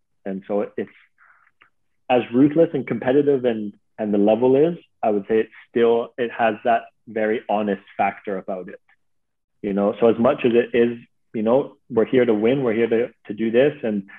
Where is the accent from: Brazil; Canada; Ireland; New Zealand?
Canada; listen, I came over from Canada with this like naive mentality of how like that's such a pure game.